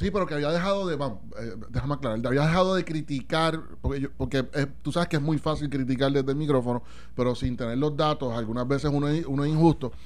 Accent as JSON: {"language": "Spanish", "country": "Puerto Rico", "said": "como puertorriqueños, ciudadanos"}